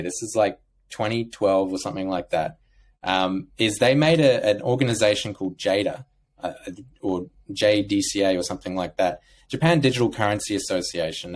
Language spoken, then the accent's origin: English; Australia; growing up in Australia